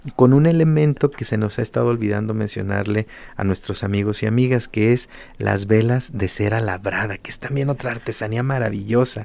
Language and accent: Spanish; Guadalajara, Jalisco, Mexico; nos permiten a nosotros identificarnos como tapatíos y como habitantes de esta noble y leal ciudad de Guadalajara